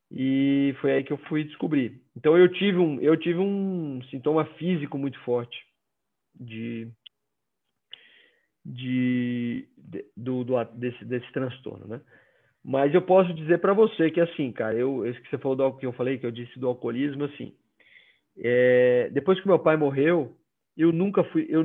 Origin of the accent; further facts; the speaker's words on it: Northeast Region, Brazil; Eu sou nordestino, então toda festa tinha bebida.